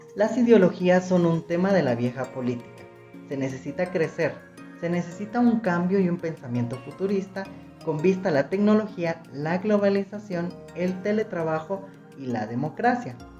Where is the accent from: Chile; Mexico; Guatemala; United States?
Guatemala; Como guatemaltecos realmente le hemos visto la cara a la corrupción